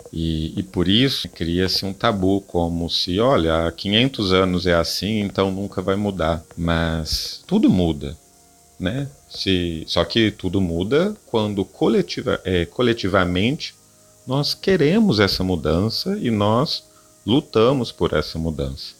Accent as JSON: {"language": "Portuguese", "town": "Guará", "region": "São Paulo", "country": "Brazil", "said": "eu venho da cidade de Guará, em São Paulo, né, é uma, uma pequena cidade do interior"}